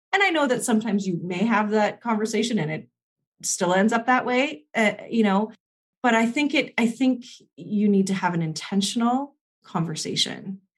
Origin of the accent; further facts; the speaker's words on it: Canada; I'm Canadian